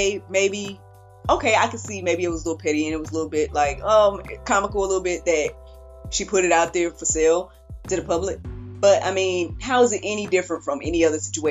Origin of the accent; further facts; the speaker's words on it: the South, United States; I'm from the South